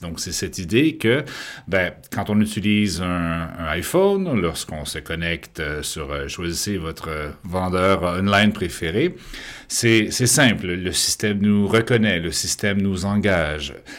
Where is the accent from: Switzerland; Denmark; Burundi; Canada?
Canada; Quebec; now in France; je suis québécois de naissance, mais français d'adoption